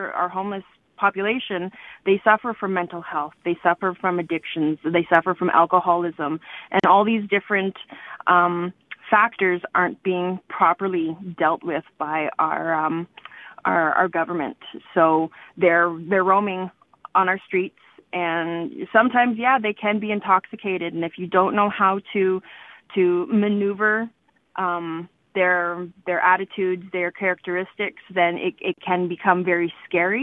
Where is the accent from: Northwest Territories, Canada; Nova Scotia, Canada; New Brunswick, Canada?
Northwest Territories, Canada; Yellowknife; I grew up here in Yellowknife